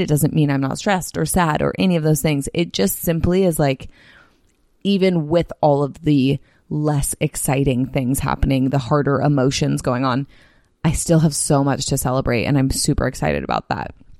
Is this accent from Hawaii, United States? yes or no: no; Bay Area, California, United States; moved away as an adult; also born or lived in Salt Lake City; now in San Diego, United States; the Bay Area, which is my, my hometown